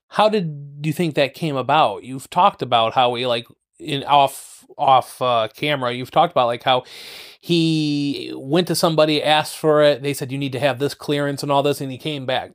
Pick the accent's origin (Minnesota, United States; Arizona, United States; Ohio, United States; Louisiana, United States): Ohio, United States; Toledo; born or raised there